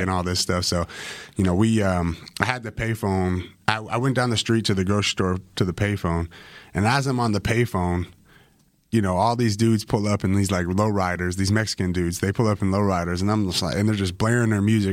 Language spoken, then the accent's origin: English; Canada; moved away as an adult; also born or lived in Bakersfield, California; I'm fresh Canadian